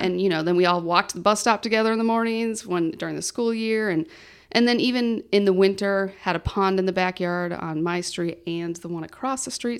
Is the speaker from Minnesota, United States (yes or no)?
yes; Farmington, Minnesota, United States; also born or lived in Mankato; I actually have lived in Farmington my whole entire life until I went to college in Mankato